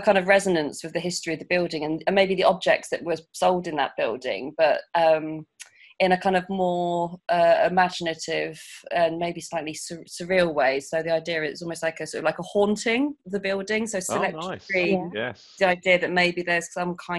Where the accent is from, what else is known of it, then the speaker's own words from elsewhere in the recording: Portsmouth, South East England, United Kingdom; moved away; I'm South Sea based. I'm originally from Portsmouth and moved back about 6 years ago now.